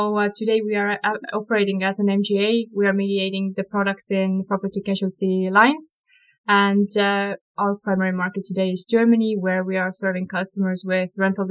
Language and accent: English; Estonia; We're from Estonia